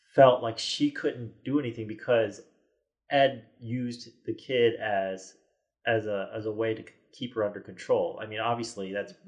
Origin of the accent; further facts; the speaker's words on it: United States; a kid growing up in America